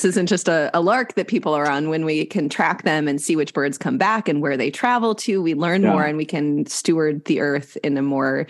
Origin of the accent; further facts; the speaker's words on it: Wisconsin, United States; moved away; I grew up in Wisconsin and the Midwest is very, very, very dear to my heart.